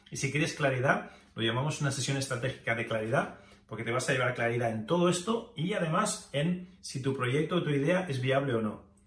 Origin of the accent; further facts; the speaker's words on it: Spain; moved away as an adult; also born or lived in Japan / United States; me fui de España a Japón y a Estados Unidos, dejando atrás familia, contactos